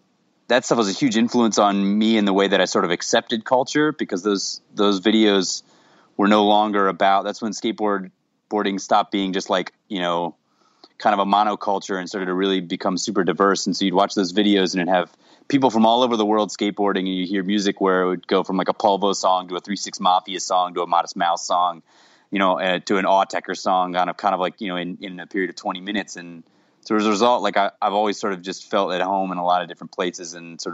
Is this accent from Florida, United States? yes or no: yes; Jacksonville, Florida, United States; I grew up in Jacksonville, Florida, which is like sort of like it's a bit of a cultural desert in a lot of ways.